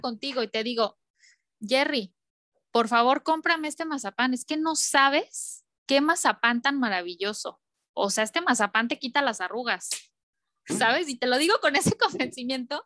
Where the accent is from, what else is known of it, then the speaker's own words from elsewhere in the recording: León, Guanajuato, Mexico; moved away as an adult; now in Miami, United States; en el estado de Guanajuato, que yo soy de León